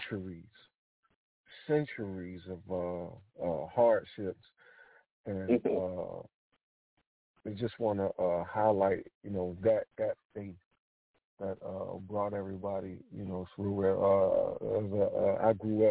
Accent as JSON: {"language": "English", "town": "Philadelphia", "region": "Pennsylvania", "country": "United States", "tie": "born or raised there", "moved": "yes", "lives_now": "South Carolina, United States", "said": "my grandfather was from Winnsboro, South Carolina, even though I was born in Philadelphia and moved down back down here to South Carolina"}